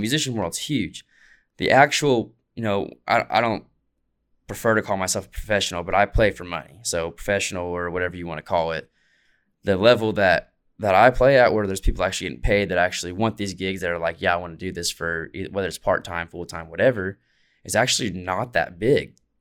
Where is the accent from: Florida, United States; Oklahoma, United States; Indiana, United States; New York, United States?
Oklahoma, United States; Muskogee; I played at Oklahoma Music Hall of Fame." Like, these are my hometown stuff